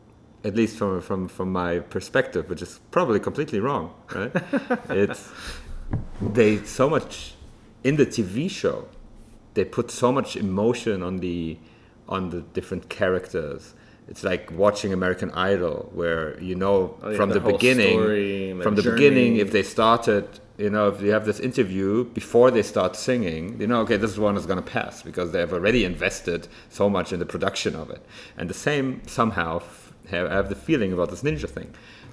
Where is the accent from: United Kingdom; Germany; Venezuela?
Germany; especially growing up in Germany, actually